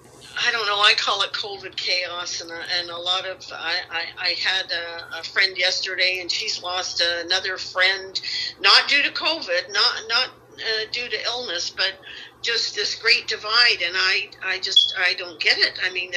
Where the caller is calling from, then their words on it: St. Petersburg, Florida, United States; Well, I'm here in St. Pete, Florida.